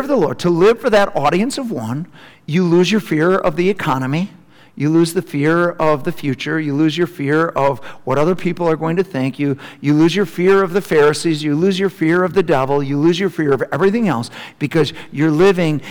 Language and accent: English; Milton, Wisconsin, United States; home to Milton, Wisconsin, which is my hometown